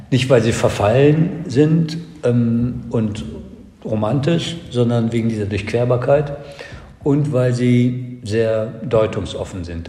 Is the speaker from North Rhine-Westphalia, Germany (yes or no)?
yes; Cologne, North Rhine-Westphalia, Germany; in meiner Heimatstadt Köln